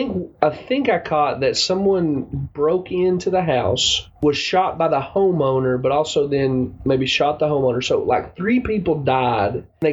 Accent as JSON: {"language": "English", "region": "the South", "country": "United States", "accent": "southern", "said": "my southern accent"}